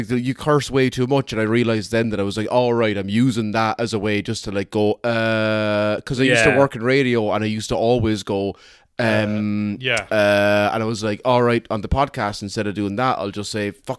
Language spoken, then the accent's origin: English; Ireland; Because I'm Black Irish.